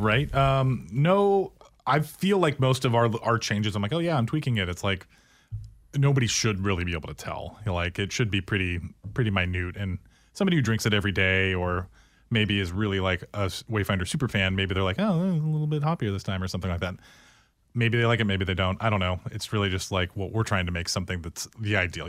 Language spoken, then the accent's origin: English; Tualatin, Oregon, United States; also born or lived in New Orleans; I grew up in Tualatin, Oregon